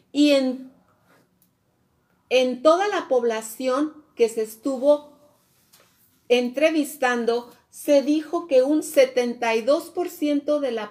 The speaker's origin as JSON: {"language": "Spanish", "country": "Mexico"}